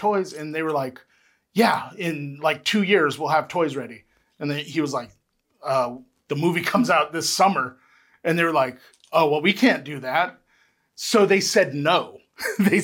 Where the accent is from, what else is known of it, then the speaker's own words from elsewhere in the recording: Aurora, Colorado, United States; moved away; also born or lived in San Antonio, Texas; we moved when I was like 2. And we moved to Aurora, Colorado